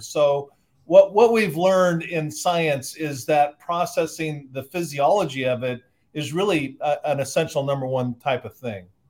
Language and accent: English; Southern California, United States; I grew up in Southern California